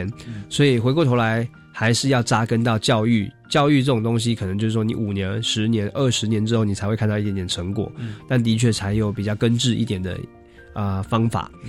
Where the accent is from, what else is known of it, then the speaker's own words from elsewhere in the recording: Taiwan; 可能是因为我们是从小喝地沟油长大啊，那吃那个塑化剂都没有问题了